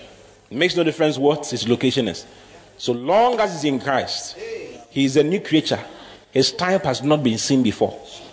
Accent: Ghana; I don't know. I'm from Africa. I'm from Ghana.

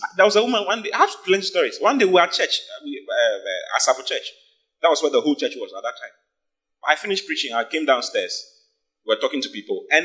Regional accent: Accra, Greater Accra, Ghana; moved away as an adult; now in Kumasi, Ghana; I'm not from Kumasi. I was born and bred in Accra

